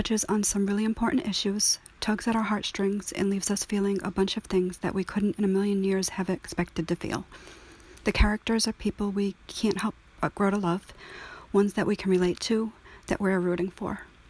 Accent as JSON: {"language": "English", "region": "Rhode Island", "country": "United States", "said": "I'm from Rhode Island."}